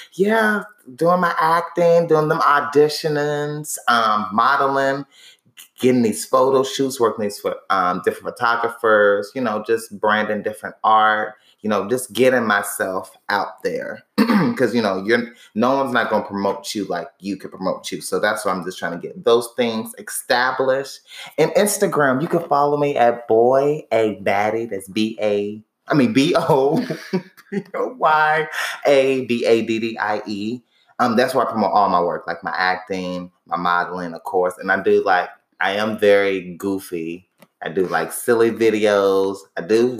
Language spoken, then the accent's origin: English; Indianapolis, Indiana, United States; moved away as an adult; now in Atlanta, United States; I'm from Indianapolis, Indiana, but I moved to Atlanta in 2015